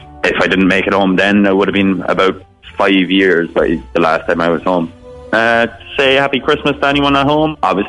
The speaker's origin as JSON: {"language": "English", "town": "Carrigaline", "region": "Munster", "country": "Ireland", "moved": "as an adult", "lives_now": "Gold Coast, Australia", "said": "I'm living in Mermaid Beach, Australia. I'm living on the Gold Coast. I'm from Carrigaline myself. Been over here 8 years now."}